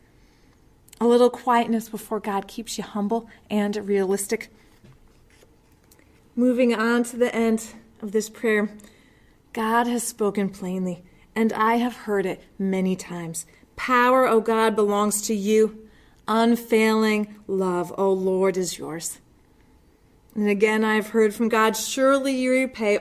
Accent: Connecticut shoreline, United States; I grew up on the Connecticut shoreline

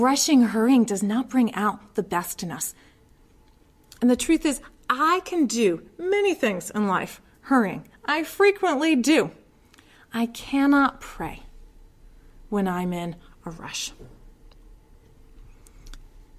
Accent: Connecticut shoreline, United States; I grew up on the Connecticut shoreline

